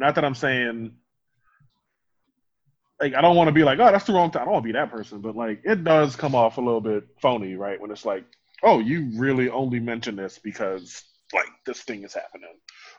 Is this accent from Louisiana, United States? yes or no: yes; New Orleans, Louisiana, United States; from New Orleans.